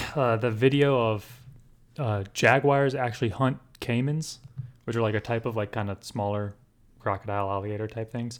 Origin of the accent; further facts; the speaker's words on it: Rockford, Illinois, United States; now in Florida, United States; Rockford, Illinois, where I'm from